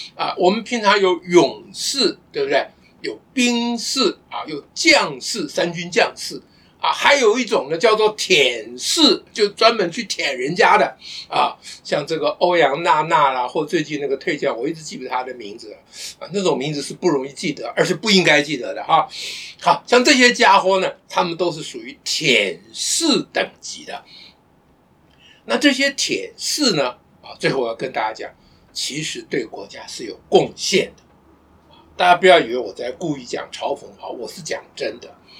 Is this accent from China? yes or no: no; Taiwan; 我们台湾人